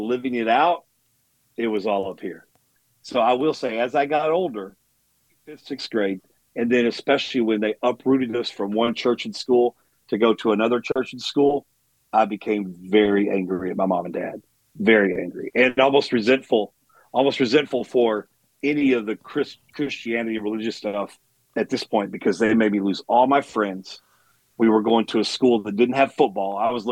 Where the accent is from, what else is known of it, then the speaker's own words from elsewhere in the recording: Dallas, Texas, United States; I'm born and raised in Dallas, Texas